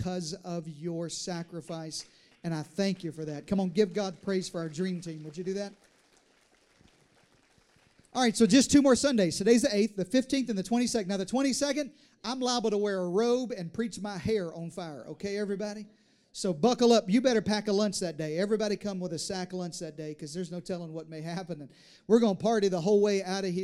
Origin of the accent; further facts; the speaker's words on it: Deep South, United States; now in Texas, United States; I was raised in the South, in the Deep South